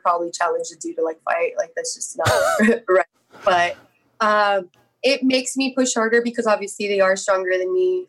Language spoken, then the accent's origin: English; San Jose, California, United States; my hometown where I was born and raised, in San Jose